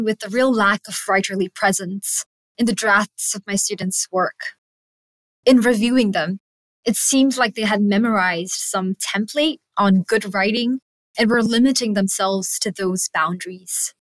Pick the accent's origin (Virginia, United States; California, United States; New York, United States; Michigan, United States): California, United States; English is a second language; podcast is a candid reflection on discovering my own personal voice, both as a young writer and migrant growing up in California.